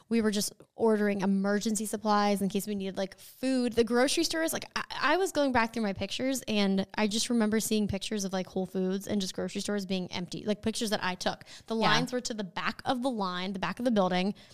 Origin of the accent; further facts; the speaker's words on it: Barbados; I'm from Barbados, and I really enjoy listening to your podcast.